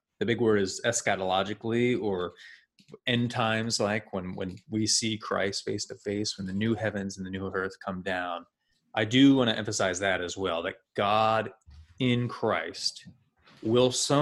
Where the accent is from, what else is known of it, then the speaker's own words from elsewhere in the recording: United States; We are American